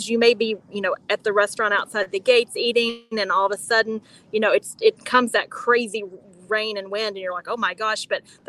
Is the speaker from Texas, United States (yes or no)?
yes; Texas, United States; moved away as an adult; also born or lived in Nashville, Tennessee; now in Nicaragua; I grew up in Texas.